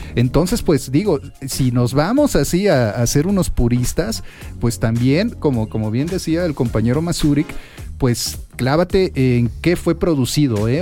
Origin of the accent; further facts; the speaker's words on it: Minatitlán, Veracruz, Mexico; a mi natitlán, a mi tierra natal que pues por eso uno también es fandanguero